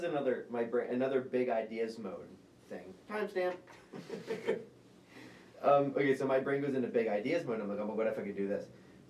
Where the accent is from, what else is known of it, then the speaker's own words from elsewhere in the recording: New Kent, Virginia, United States; I'm from New Kent.